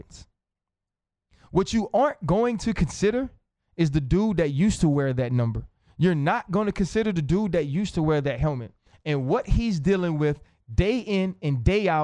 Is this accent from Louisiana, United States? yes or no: yes; New Orleans, Louisiana, United States; I'm from New Orleans